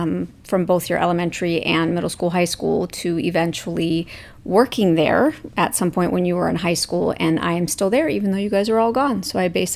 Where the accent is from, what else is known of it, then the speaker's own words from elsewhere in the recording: Hawaii, United States; moved away as an adult; also born or lived in Arizona; I grew up in Hawaii and eventually moved from Hawaii to Arizona partway through college.